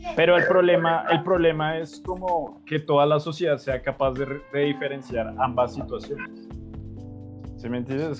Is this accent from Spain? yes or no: no; Colombia; entendiendo ese tribu como colombianos